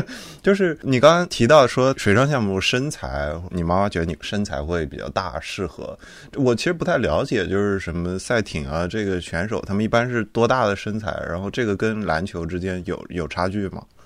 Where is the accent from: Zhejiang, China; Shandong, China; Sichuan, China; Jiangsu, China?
Jiangsu, China; Nanjing; 我是南京人，然后我们那儿的话，我们大家都认识九中嘛